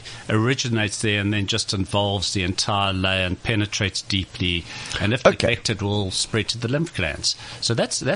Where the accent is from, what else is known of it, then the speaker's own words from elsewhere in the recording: Durban, KwaZulu-Natal, South Africa; I grew up in Durban, on the beach